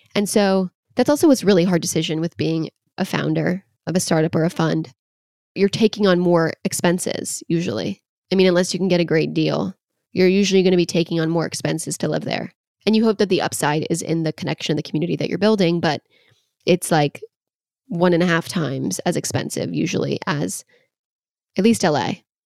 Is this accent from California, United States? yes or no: yes; Los Angeles, California, United States; moved away as an adult; now in New York City, United States; I am from Los Angeles, born and raised, a small town outside of L